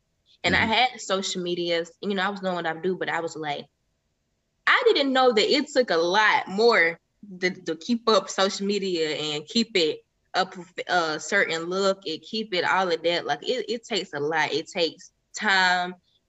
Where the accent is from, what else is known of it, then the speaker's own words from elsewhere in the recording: Millersville, United States; because I'm not from Atlanta, but I feel like you're right there where everything is at, with all the people. Like a lot of people that's from Atlanta know a lot of big people that's from Atlanta because they're from the same space. Like I'm from Millersville.